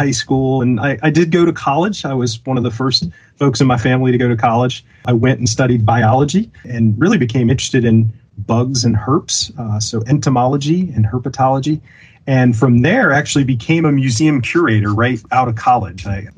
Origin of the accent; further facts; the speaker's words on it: Virginia, United States; I grew up in Virginia